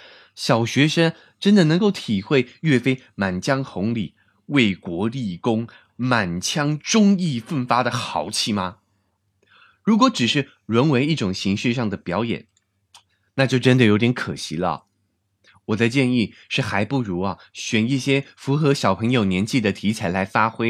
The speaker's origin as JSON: {"language": "Chinese", "country": "Taiwan", "lives_now": "China", "said": "而且对我从台湾来到国内发展，也是一次非常难得、非常宝贵的经验。"}